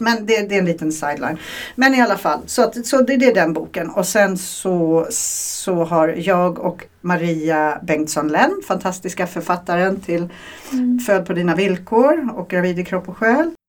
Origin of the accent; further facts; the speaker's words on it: Sweden; moved away; jag är svensk i grunden